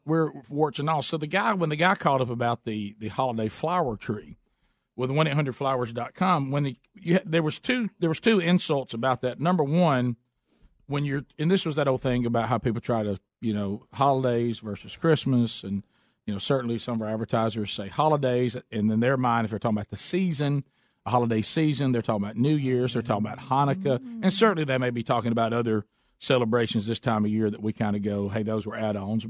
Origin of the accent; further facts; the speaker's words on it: United States; We're from the United States of America.